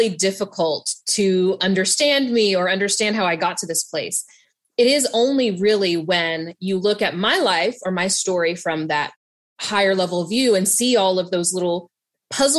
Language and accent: English; Southern West Virginia, United States; I grew up mixed race in Southern West Virginia